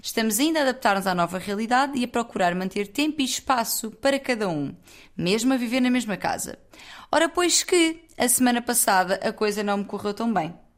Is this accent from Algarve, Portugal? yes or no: yes; Loulé, Algarve, Portugal; now in Lisbon, Portugal; eu sou de Lolé, que é a terra imediatamente ao lado